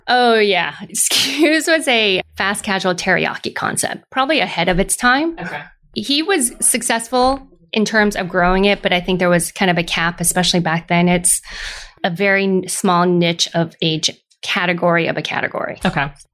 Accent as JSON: {"language": "English", "town": "Lafayette", "region": "California", "country": "United States", "tie": "born or raised there", "also_born_or_lived": "Moraga, California", "said": "grew up in a little town called Moraga and then moved to Lafayette very soon afterwards. Went through all the way through high school"}